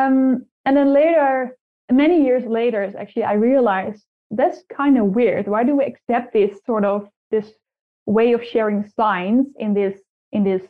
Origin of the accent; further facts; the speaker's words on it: Netherlands; first language Dutch; English is a second language; I'm from the Netherlands